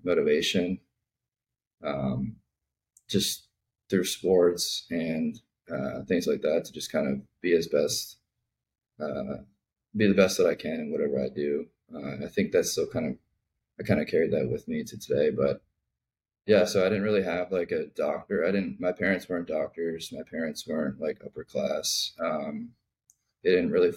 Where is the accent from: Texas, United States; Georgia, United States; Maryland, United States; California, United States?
Maryland, United States; north of Baltimore; I grew up in Maryland, north of Baltimore.